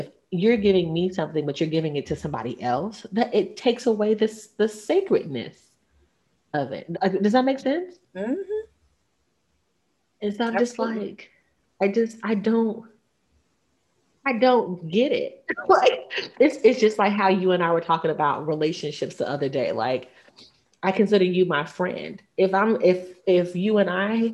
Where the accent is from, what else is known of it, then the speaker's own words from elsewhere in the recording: the South, United States; I'm from the South. I was raised that you have one husband, one wife